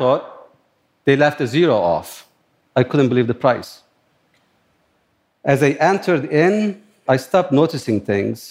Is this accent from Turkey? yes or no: yes; Turkey; moved away as an adult; also born or lived in upstate New York; now in New York, United States; I grew up in Turkey, in a similar environment, near the Kurdish mountains.